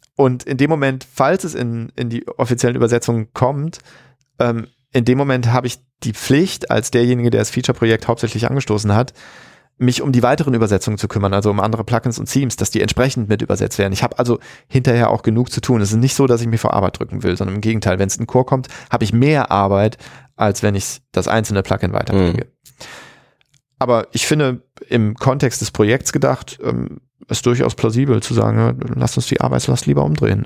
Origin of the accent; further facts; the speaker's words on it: Germany; in den 80er Jahren aufgewachsen in Deutschland